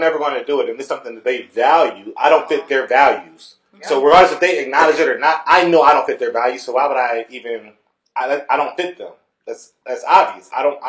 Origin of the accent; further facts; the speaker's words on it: Austin, Texas, United States; I grew up in Austin.